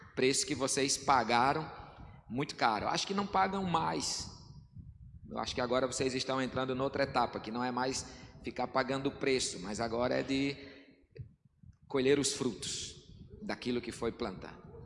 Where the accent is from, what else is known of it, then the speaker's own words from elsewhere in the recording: sertão of Rio Grande do Norte, Brazil; como um bom nordestino sertanejo do sertão do Rio Grande do Norte